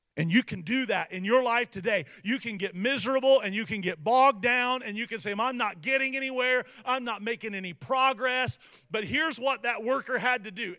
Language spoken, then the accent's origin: English; United States; for me as an American